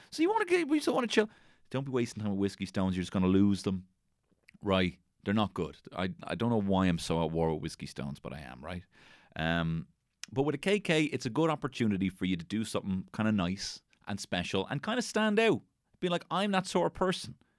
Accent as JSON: {"language": "English", "country": "Ireland", "said": "we are Irish"}